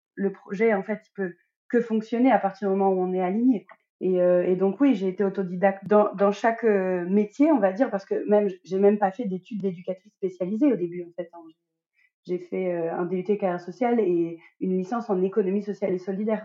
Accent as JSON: {"language": "French", "region": "Normandy", "country": "France", "moved": "as an adult", "lives_now": "Guadeloupe", "said": "je suis une Normande expatriée en Guadeloupe avec ma petite famille depuis à peu près un an et demi."}